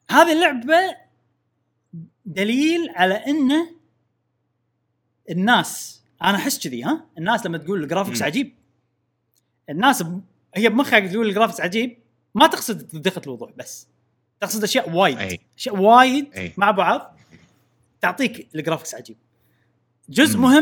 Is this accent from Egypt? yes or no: no; Syria; خلينا البودكاست نلعب انا سوري